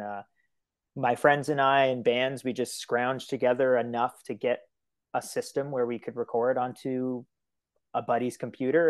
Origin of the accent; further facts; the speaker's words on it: Miramichi, New Brunswick, Canada; now in Fredericton, Canada; I'm originally from Illground First Nation, which is, like, just right outside of, like, Newcastle area